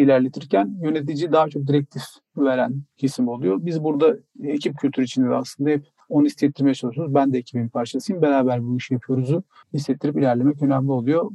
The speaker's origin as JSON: {"language": "Turkish", "region": "Trabzon", "country": "Turkey", "moved": "yes", "lives_now": "Istanbul, Turkey", "said": "Trabzonlu ve Trabzonsporluyum"}